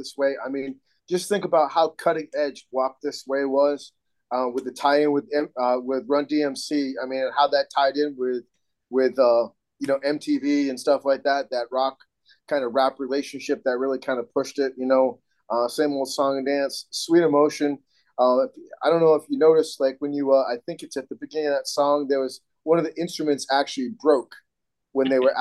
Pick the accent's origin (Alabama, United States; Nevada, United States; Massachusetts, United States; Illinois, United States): Massachusetts, United States; Massachusetts people got to stick together